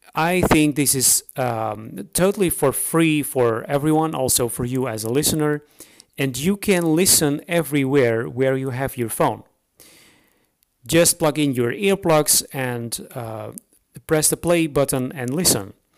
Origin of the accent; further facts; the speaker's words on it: Netherlands; English is a second language; moved away as an adult; now in Romania; I'm uh, I'm Dutch, so I'm from the Netherlands. But I'm living now for about eight years